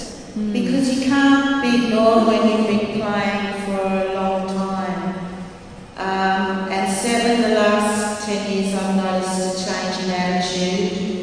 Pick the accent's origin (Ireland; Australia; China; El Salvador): Australia; now in Berlin, Germany; as an Australian woman who lives in Berlin